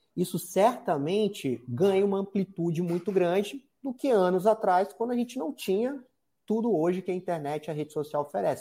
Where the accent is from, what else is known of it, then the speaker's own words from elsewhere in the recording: Espírito Santo, Brazil; moved away as an adult; Espírito Santo, que é, é o estado onde eu nasci, fui criado boa parte da minha vida